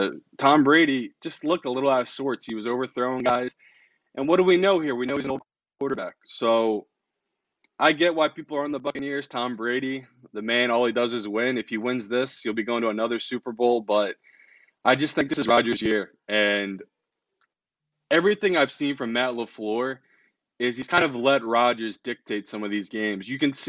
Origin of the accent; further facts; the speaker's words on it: England, United Kingdom; also born or lived in New Jersey; So I'm from England, but I lived in New Jersey most of my life.